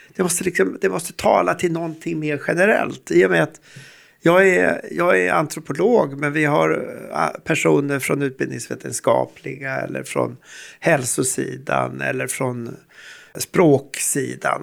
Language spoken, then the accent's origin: Swedish; Sweden; vi som svenskar, vi som nordbor och vi som Uppsala forskare